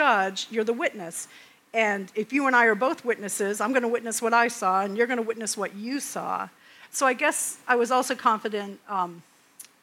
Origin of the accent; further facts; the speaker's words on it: Maine, United States; I'm from Maine.